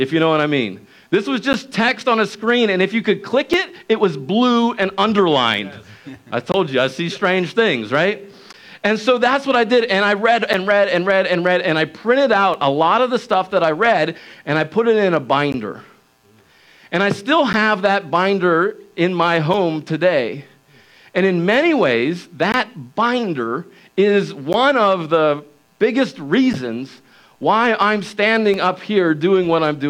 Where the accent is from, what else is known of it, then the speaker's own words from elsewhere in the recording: Wilmington, Delaware, United States; I grew up in Wilmington, Delaware